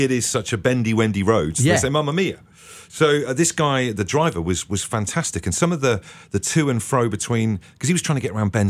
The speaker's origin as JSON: {"language": "English", "area": "Devon", "region": "South West England", "country": "United Kingdom", "tie": "born or raised there", "said": "I grew up in Devon"}